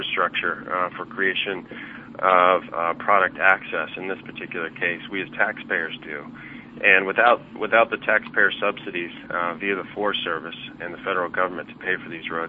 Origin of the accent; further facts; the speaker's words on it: Ketchikan, Alaska, United States; my hometown of Ketchikan, Alaska